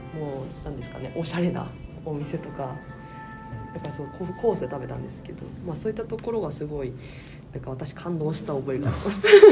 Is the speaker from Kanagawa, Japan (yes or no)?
no; Niigata, Japan; moved away as an adult; now in Tokyo, Japan; こう私ずっと新潟にいたので初めて今回の仕事で上京してきたんですね